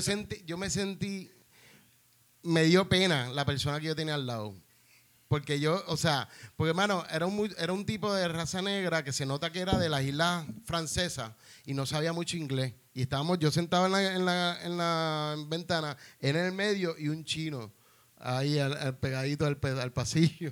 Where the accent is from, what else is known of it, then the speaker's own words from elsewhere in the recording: Puerto Rico; yo era de Puerto Rico